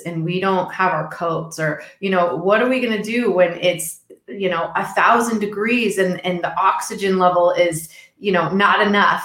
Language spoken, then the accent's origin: English; Texas, United States; I'm originally from Texas